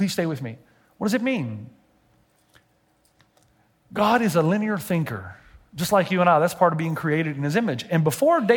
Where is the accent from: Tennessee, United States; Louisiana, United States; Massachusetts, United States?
Tennessee, United States; I'm from Tennessee.